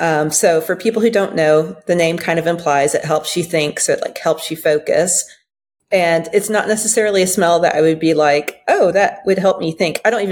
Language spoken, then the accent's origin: English; Belgium; I grew up overseas in Belgium and in Flemish, and I assume Dutch as well.